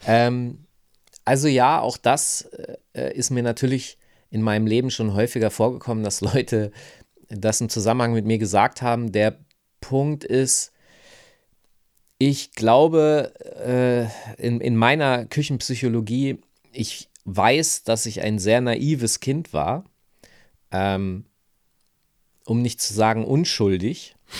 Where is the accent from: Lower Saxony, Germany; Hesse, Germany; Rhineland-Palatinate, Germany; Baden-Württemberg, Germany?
Lower Saxony, Germany; Hanover; moved away; ich komme aus Hannover, ich bin da aufgewachsen